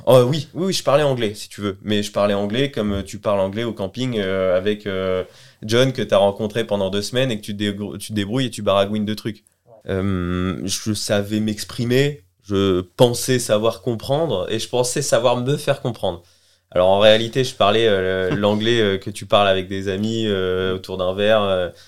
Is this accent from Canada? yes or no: no; Colleville-Montgomery, Normandy, France; also born or lived in Los Angeles, United States; moi, je suis un canet d'origine. born and raised. Donc, c'est-à-dire que j'ai grandi en Normandie, à Colville-Montgomery, et j'ai fait toute ma scolarité ici